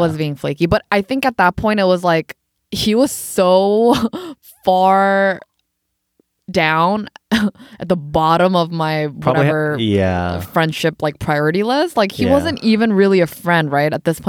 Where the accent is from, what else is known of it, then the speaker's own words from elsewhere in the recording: India; And because I grew up in India, like uh-huh. I lived there for 4 years